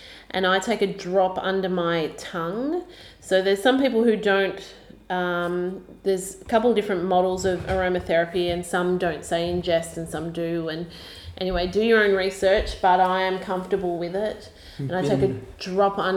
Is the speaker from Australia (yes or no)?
yes; Australia